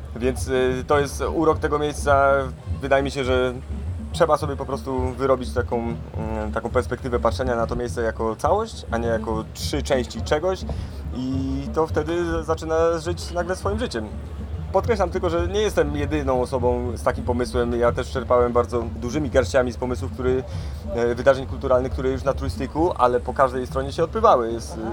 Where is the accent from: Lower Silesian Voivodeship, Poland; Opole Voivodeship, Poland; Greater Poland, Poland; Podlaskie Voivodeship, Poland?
Lower Silesian Voivodeship, Poland; Bogatynia; also born or lived in Zgorzelec; Jestem urodzonym z Gorzelczaninem, wychowanym w Bogatyni